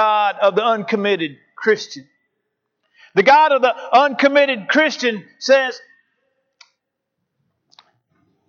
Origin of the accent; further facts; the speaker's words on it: St. Louis, Missouri, United States; When I was a kid growing up in South County, St. Louis, in our little old neighborhood cul-de-sac